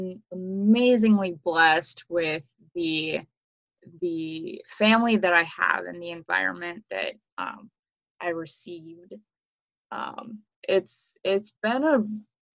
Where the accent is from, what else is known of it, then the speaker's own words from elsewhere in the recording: Ukraine; moved away; I was born in Ukraine in 1997